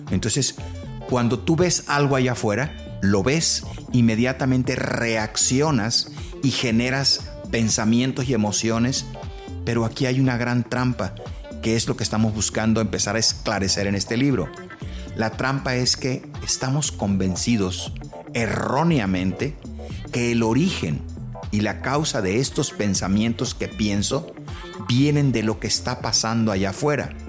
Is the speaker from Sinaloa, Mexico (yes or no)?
yes; Los Mochis, Sinaloa, Mexico; Soy de los Mochis y Guadalajara hace muchos años, como 25, 30 años, me abrió las puertas